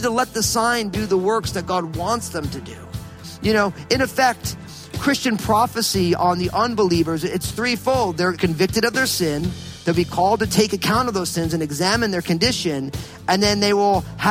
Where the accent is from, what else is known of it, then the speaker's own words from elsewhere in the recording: New Jersey, United States; I grew up in New Jersey